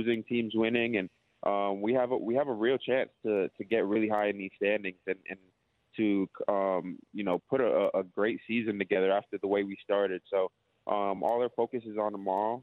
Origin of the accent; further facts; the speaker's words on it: Toronto, Ontario, Canada; now in Melbourne, Australia; I'm from Toronto, Canada